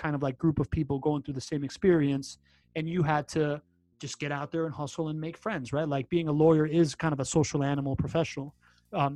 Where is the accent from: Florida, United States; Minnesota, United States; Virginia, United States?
Florida, United States; Miami; moved away; I grown up in Miami, it is this like vacuum